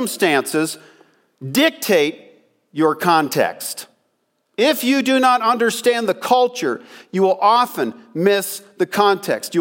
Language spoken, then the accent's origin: English; Pennsylvania, United States; I grew up in Pennsylvania